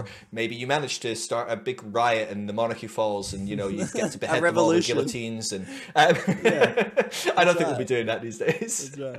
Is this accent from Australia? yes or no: no; Scotland, United Kingdom; I'm Scottish.